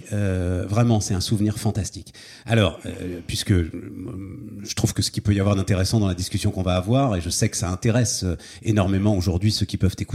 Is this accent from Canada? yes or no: no; Paris, Île-de-France, France; moved away as an adult; also born or lived in Issy-les-Moulineaux; now in Hauts-de-Seine, France; suis né à Paris, moi, je suis parisien.